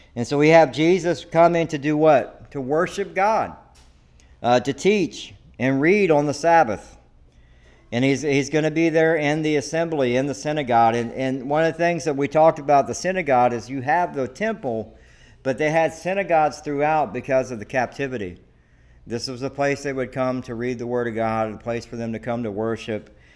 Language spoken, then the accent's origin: English; the South, United States; now in Devine, Texas, United States; I'm from the South, okay? And let me tell you, everybody goes to church